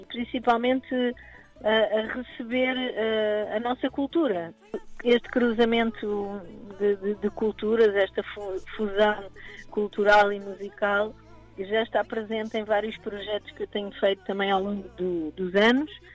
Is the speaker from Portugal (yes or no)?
yes; Cadaval, Lisbon, Portugal; now in Lisbon, Portugal; Cadaval, que é a minha terra